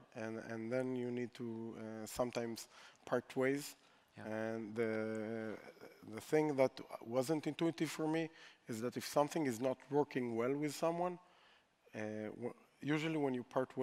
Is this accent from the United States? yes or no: no; Israel; we're from Israel